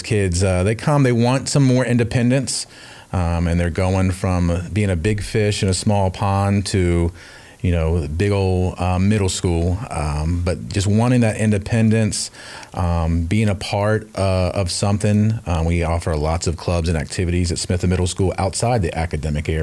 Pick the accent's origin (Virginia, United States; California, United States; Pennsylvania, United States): Virginia, United States; Northern; moved away as an adult; also born or lived in Tennessee; now in Cobb County, Georgia, United States; I'm actually from Northern Virginia, grew up there outside of D.C.